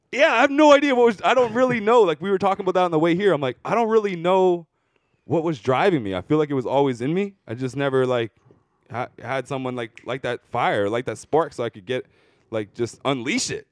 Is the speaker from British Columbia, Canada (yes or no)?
yes; Surrey, British Columbia, Canada; I'm from Surrey? I'm not from here.